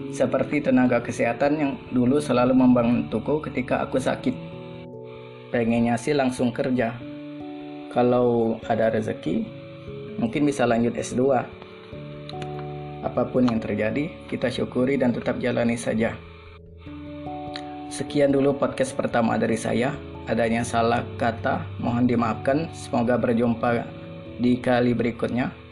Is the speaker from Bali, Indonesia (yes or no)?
no; South Sumatra, Indonesia; Kalau aku sih gitu, lahir dan besar di Sumatera Selatan.